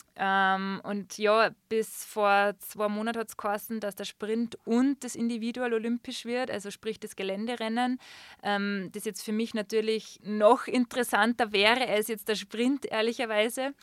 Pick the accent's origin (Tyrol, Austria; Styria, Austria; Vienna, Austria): Styria, Austria; Schladming; moved away as an adult; now in Füssen, Germany; in meinem Geburtsort in Schlabming